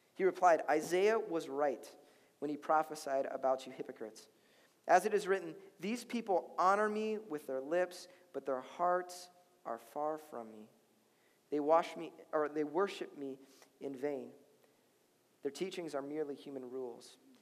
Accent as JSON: {"language": "English", "town": "Chicago", "region": "Illinois", "country": "United States", "moved": "yes", "lives_now": "Minnesota, United States", "said": "I'm from Chicago"}